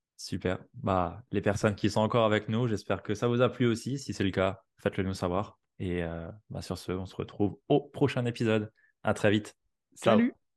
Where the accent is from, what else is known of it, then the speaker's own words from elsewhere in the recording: Alsace, Grand Est, France; chez moi en Alsace